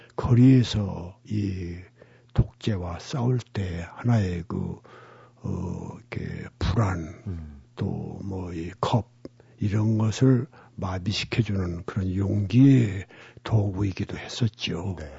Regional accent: Gunsan, North Jeolla, South Korea; 우리 고향은 인천 상륙을 앞두고 양동 작전을 위해서 미군이 폭격을 아주 극심하게 한 곳입니다. 군산이죠.

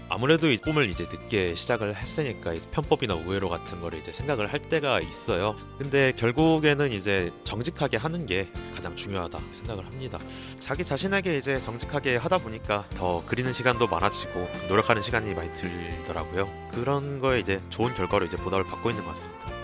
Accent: Ulsan, South Korea; 저는 울산에서 온

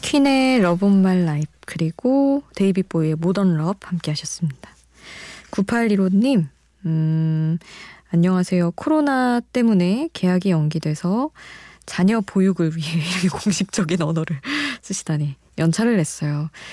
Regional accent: Daejeon, South Korea; 저는 이제 대전에서 어린 시절을 보냈으니까

